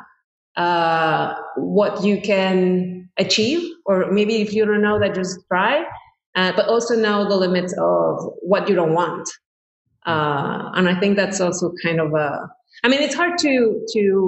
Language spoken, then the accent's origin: English; Cuernavaca, Morelos, Mexico; moved away as an adult; also born or lived in France; now in New York, United States; I was born in Mexico in a place called Cuernavaca, which is somehow like the Beverly Hills of Mexico City.